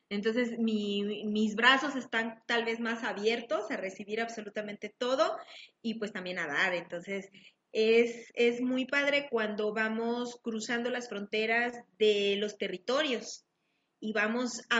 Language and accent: Spanish; Mérida, Yucatán, Mexico; moved away as an adult; also born or lived in Monterrey, Mexico; now in Chihuahua, Mexico; soy yucateca. Yucateca.